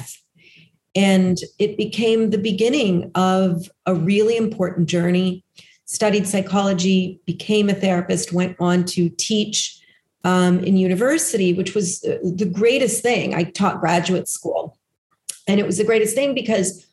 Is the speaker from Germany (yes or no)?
no; Los Angeles, California, United States; I grew up in Los Angeles.